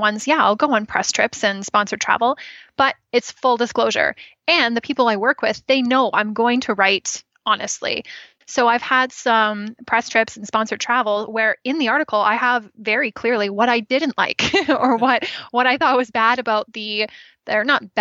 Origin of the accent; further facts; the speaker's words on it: just outside Toronto, Ontario, Canada; moved away as an adult; now in British Columbia, Canada; I grew up in Ontario, and just right outside of Toronto, and I moved out here in 2013.